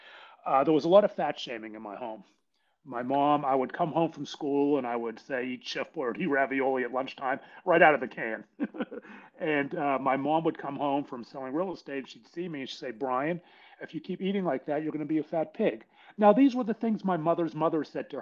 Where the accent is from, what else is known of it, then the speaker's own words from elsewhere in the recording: Pittsburgh, Pennsylvania, United States; I was born and raised in Pittsburgh, PA